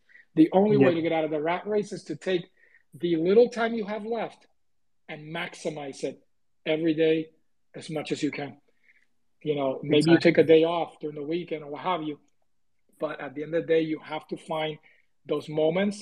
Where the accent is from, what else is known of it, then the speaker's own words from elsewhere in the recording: Puerto Rico; moved away; I'm originally from Puerto Rico